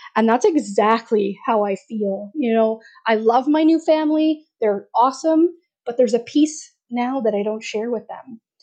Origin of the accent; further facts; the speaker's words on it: Alberta, Canada; I was born in Alberta